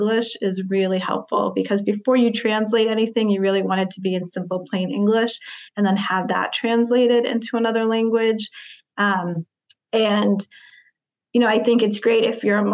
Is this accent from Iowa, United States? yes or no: no; North Shore, Massachusetts, United States; I grew up in the North Shore. And just thinking about the nuances of just living in like our small state of Massachusetts